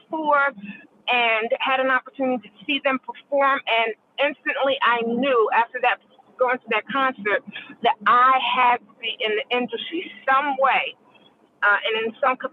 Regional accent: Philadelphia, Pennsylvania, United States; I grew up in Philadelphia and Philly, you know, Philly International.

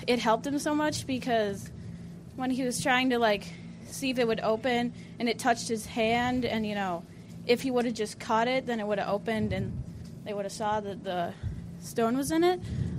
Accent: Livonia, Michigan, United States; I'm from Livonia, Michigan.

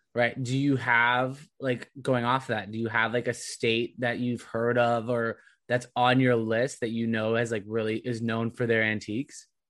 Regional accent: California, United States; also born or lived in Providence; now in Boston, United States; I grew up in California

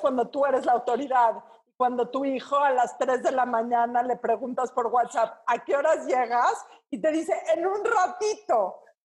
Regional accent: Mexico City, Mexico; somos conquistadores del mal gusto.

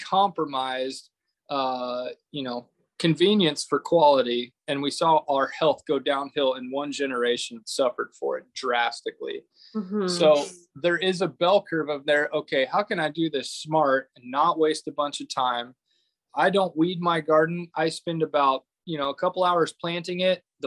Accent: Fredonia, Kansas, United States; I'm from Fredonia, Kansas

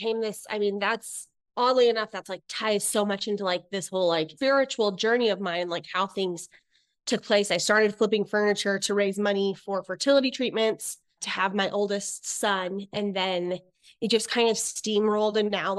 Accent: Idaho, United States; also born or lived in Utah; I'm originally from Idaho. Then I moved to Utah for my dad's job.

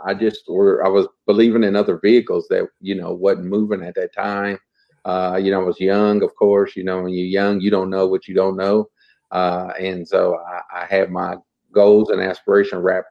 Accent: Muncie, Indiana, United States; I'm from Muncie, Indiana

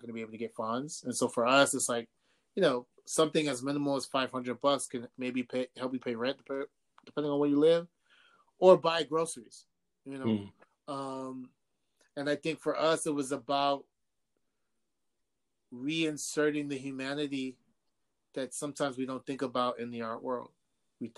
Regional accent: New York City, New York, United States; both my parents are from Ghana. I was born in Harlem, raised in New York

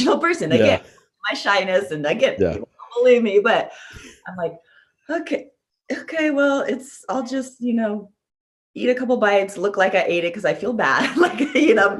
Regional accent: California, United States; I'm a California girl

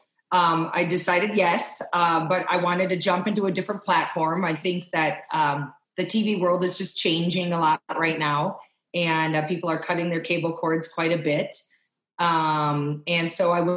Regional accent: Wisconsin, United States; I grew up in Wisconsin

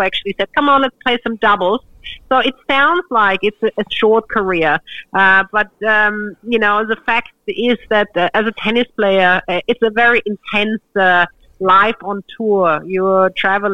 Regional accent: Australia; being an Australian

